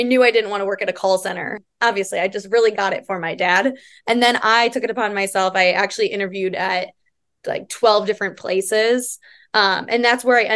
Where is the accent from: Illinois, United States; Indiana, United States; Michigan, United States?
Illinois, United States; moved away as an adult; now in Arizona, United States; Born and raised in Illinois, moved out to Arizona. And I've been out here for, almost 4 years now